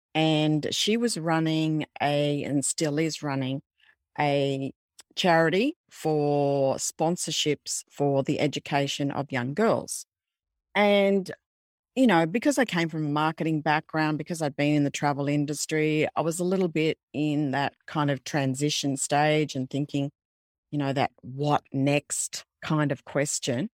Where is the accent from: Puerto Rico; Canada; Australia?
Australia; being an Australian